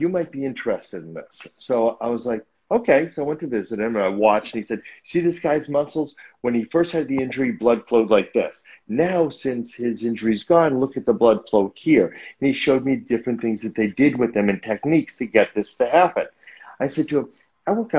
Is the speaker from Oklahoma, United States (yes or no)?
no; Newton, Massachusetts, United States; moved away as an adult; now in Los Angeles, United States; the neighborhood gym back in Boston where I grew up